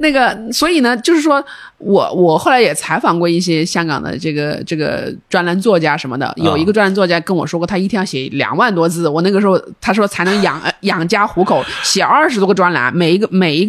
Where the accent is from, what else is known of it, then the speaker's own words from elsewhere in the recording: Guangdong, China; 我们我们我们广东人说的就是